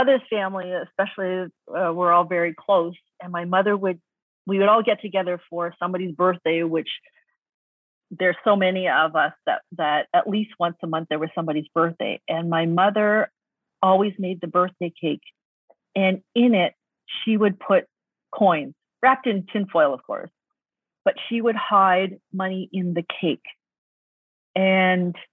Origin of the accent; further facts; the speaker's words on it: Toronto, Ontario, Canada; especially in Toronto where I grew up